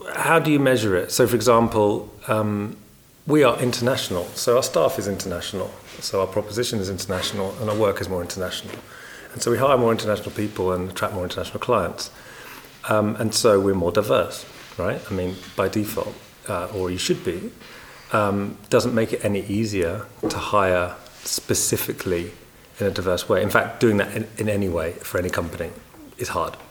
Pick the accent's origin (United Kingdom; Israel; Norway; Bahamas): United Kingdom; England; moved away as an adult; now in Netherlands; an English guy living here for many years